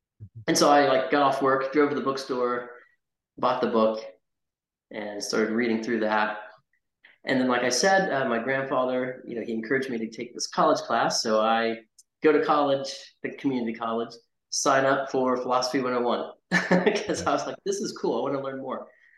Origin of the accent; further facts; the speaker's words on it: Fort Worth, Texas, United States; born there; also born or lived in North Carolina; I moved back to Texas, where I was born in Fort Worth